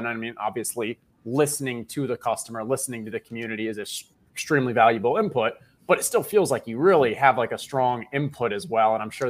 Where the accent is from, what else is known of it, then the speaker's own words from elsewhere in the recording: Tampa, Florida, United States; I'm from Tampa